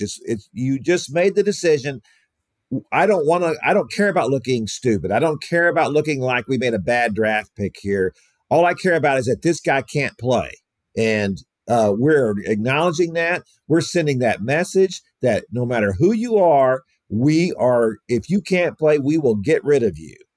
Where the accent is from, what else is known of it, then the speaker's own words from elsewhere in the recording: Houston, Texas, United States; I grew up in Houston listening to Gene Elston